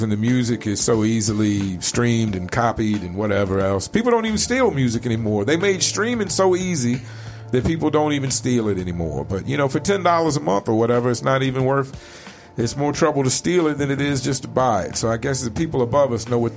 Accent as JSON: {"language": "English", "region": "Virginia", "country": "United States", "tie": "born or raised there", "also_born_or_lived": "suburbs of Richmond", "moved": "as an adult", "lives_now": "Arizona, United States", "said": "I grew up in Virginia, which had a huge sense of community"}